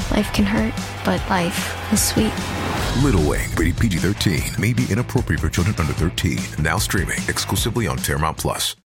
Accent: Cabaiguán, Sancti Spíritus, Cuba; y estoy escuchando el vacilón de la gatita. Soy de Cabaiguán.

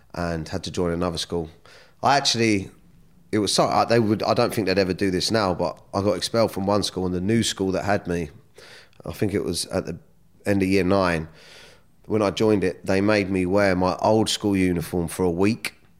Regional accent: Surrey, South East England, United Kingdom; also born or lived in Kingston; I was born in Kingston. I grew up, uh, I come from, like, a broken home. My mum and dad broke up, so I'd spend some time with my mum, some time with my dad. And, um, Yeah, I grew up around Surrey

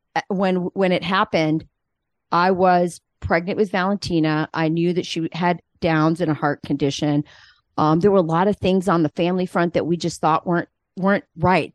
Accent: Arizona, United States; I'm from Arizona

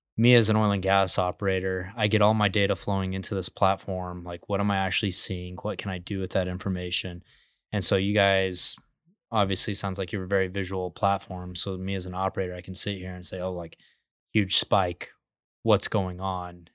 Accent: Midland, Texas, United States; I grew up in Midland, Texas, the biggest oil field in the United States

